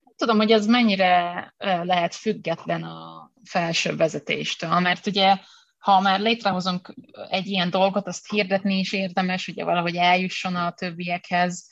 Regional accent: Hungary; ahonnan jövök

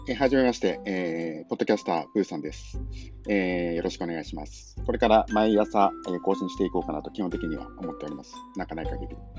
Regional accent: Tokyo, Japan; 東京生まれ、東京育ち

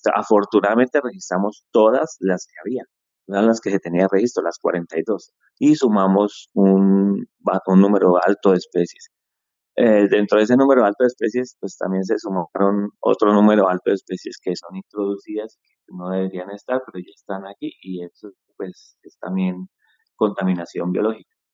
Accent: Popayán, Cauca, Colombia; Yo soy de Popayán

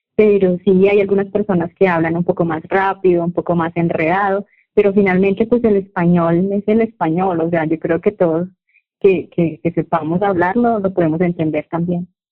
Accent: Bucaramanga, Santander, Colombia; also born or lived in Piedecuesta, Colombia; yo soy de Colombia, nací en una ciudad que se llama Bucaramanga y vivo en una ciudad más pequeña que queda cerca de Bucaramanga y se llama Pie de Cuesta

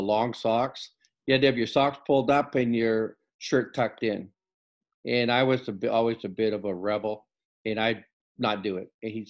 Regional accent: Prince Rupert, British Columbia, Canada; I grew up in Prince Rupert

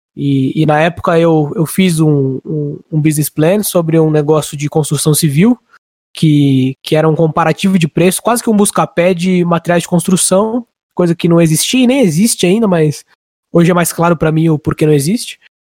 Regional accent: Barueri, São Paulo, Brazil; moro aqui em Alphaville já faz mais ou menos uns 18 anos, então ah, quase quase dois terços aí da minha vida eu já tô aqui em Alphaville faz um bom tempo, meus amigos mais próximos, meus amigos de infância, de colégio, até de faculdade, boa parte ah, é daqui

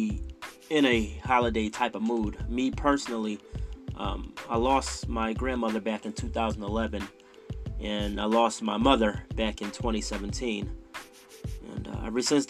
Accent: Philadelphia, Pennsylvania, United States; moved away; my hometown of Philadelphia

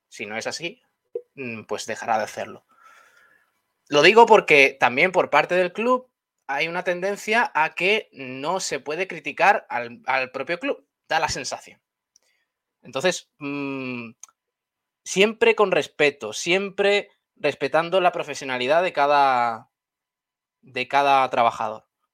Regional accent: Málaga, Andalusia, Spain; porque somos de aquí, somos malagueños

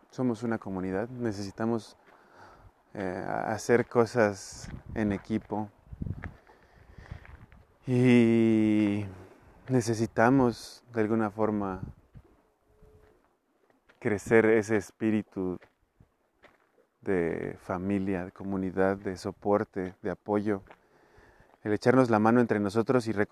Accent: Mexico City, Mexico; Pero pues eso es porque vengo de Iztapalapa.

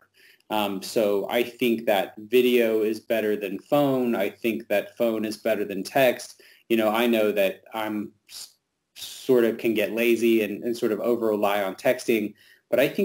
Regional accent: the South, United States; being a Southerner

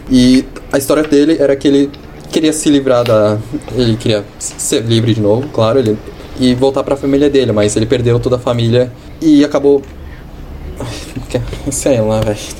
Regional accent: São Paulo, Brazil; also born or lived in Australia; now in Toronto, Canada; eu sou de São Paulo

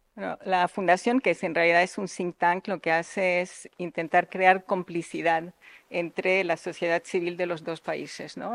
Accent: Tangier, Tanger-Tetouan-Al Hoceima, Morocco; now in Spain; yo he nacido en Marruecos, he nacido en Tánger precisamente, soy una española

